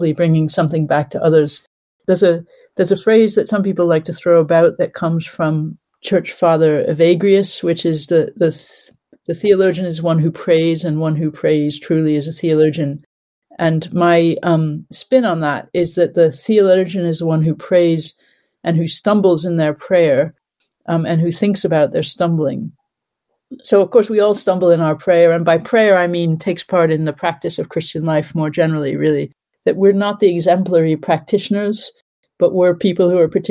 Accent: Connecticut, United States; moved away as an adult; also born or lived in Cambridge, United Kingdom / St Andrews, United Kingdom / Birmingham, United Kingdom / Nottingham, United Kingdom; now in Durham, United Kingdom; I grew up in America, in Connecticut

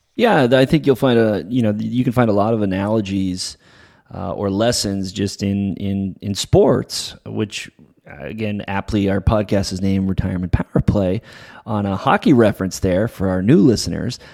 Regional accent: New England, United States; now in La Jolla, United States; I'm a Patriots guy, so uh, after growing up in New England

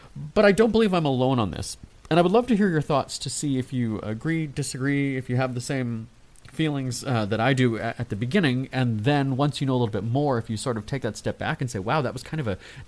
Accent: Winnipeg, Manitoba, Canada; Winnipeg, my hometown

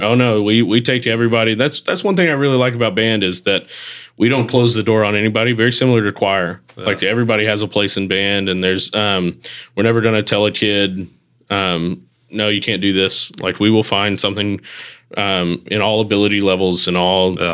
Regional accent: Texarkana, Texas, United States; also born or lived in Mississippi; now in Hernando, United States; got to make sure Texarkana, Texas, not the Arkansas side

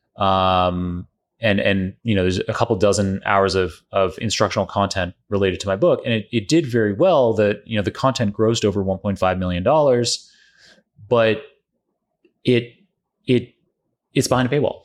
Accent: Canada; also born or lived in Oxford; now in New York, United States; I'm Canadian originally

